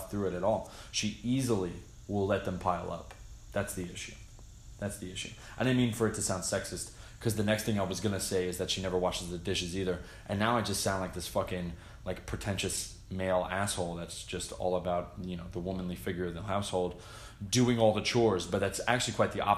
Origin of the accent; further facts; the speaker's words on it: New Jersey, United States; moved away; Growing up in Jersey was fun